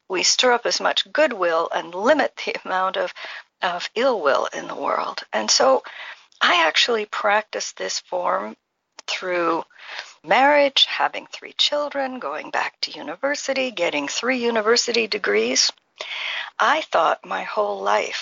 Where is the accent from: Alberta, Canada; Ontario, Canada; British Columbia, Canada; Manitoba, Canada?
Ontario, Canada; Ottawa Valley; also born or lived in Haifa, Israel; I grew up in Canada in a village near our capital, Ottawa. It was referred to as the Ottawa Valley